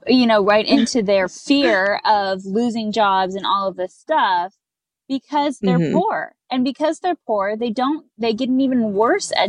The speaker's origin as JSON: {"language": "English", "region": "California", "country": "United States", "tie": "born or raised there", "said": "I grew up in California in a bubble because California is obviously like very liberal"}